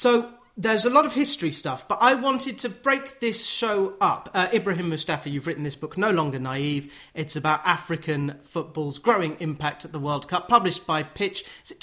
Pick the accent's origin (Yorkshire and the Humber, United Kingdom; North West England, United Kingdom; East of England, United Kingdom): East of England, United Kingdom; Watford; I'm from Watford